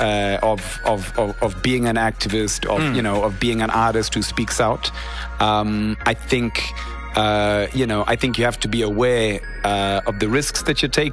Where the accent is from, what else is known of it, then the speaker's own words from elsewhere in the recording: Harare, Zimbabwe; I grew up in Harare